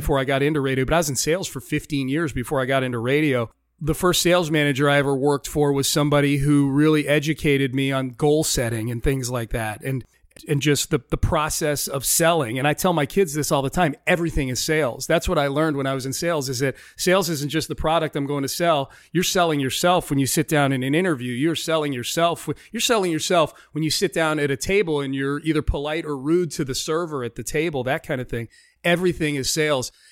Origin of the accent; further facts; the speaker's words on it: just outside of Hartford, Connecticut, United States; moved away as an adult; also born or lived in Pittsburgh, Pennsylvania / Denver, Colorado / Chicago, Illinois; now in Houston, United States; I spent most of my formative years in Connecticut, just outside of Hartford, Connecticut. Moved there when I was in third or fourth grade